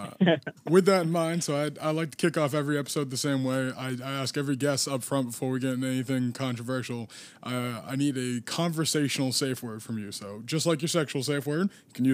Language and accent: English; Northeast, United States; accent: Northeast; You can probably tell at home by my accent, I am very clearly from the Northeast.